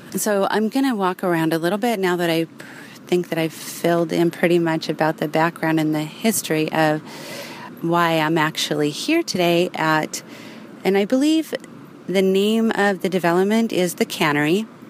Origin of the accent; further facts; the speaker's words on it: Los Angeles, California, United States; now in Northern California, United States; I'm also from Los Angeles